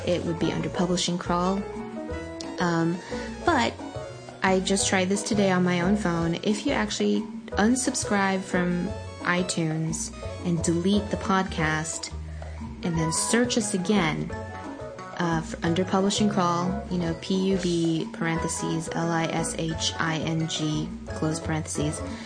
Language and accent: English; Pasadena, California, United States; my hometown of Pasadena